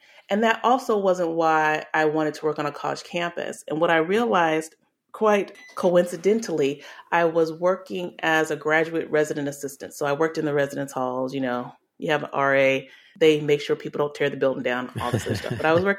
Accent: England, United Kingdom; born there; also born or lived in Delaware / Arkansas / Alaska / Louisiana; So I was born in England and we lived in Delaware, Arkansas, Alaska, then Louisiana. My parents are originally from Louisiana.

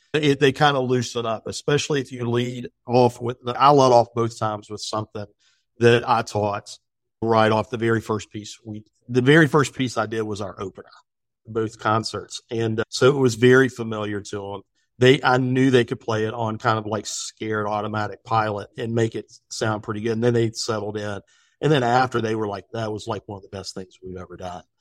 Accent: West Virginia, United States; now in Virginia, United States; me being from West Virginia. I wanted to make sure that people from Virginia knew that I was from West Virginia University

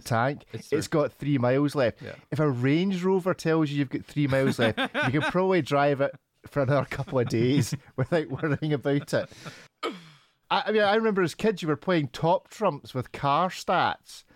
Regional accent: Scotland, United Kingdom; I'm Scottish

